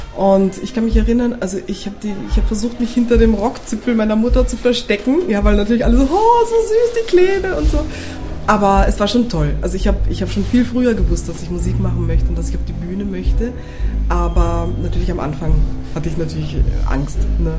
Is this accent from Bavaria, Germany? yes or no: no; Berlin, Germany; ich bin eine olle Berlinerin, ich bin geboren in Berlin